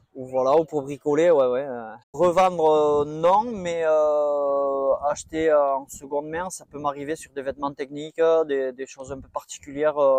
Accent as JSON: {"language": "French", "town": "Boucau", "region": "Nouvelle-Aquitaine", "country": "France", "said": "je viens du Boucou, un petit village euh, juste à côté de Bayonne"}